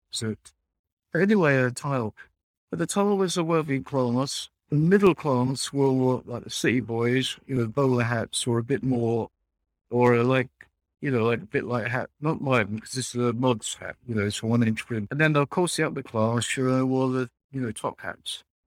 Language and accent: English; London, United Kingdom; a young man growing up in East End.